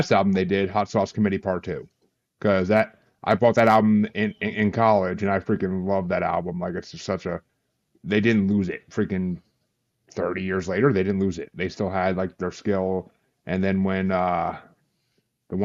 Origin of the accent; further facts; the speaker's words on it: New York, United States; I'm from New York